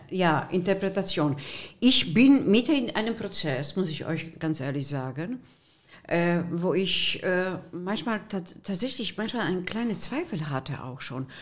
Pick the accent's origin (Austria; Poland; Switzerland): Poland; German is a second language; also born or lived in Germany; now in Düsseldorf, Germany; sogenannte Spätaussiedler aus polnischem Land. Meine Wege waren in Breslau und in Gleiwitz